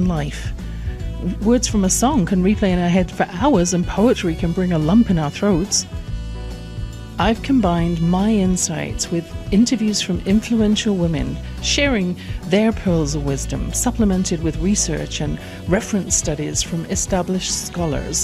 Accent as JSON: {"language": "English", "region": "England", "country": "United Kingdom", "tie": "born or raised there", "said": "I grew up in England"}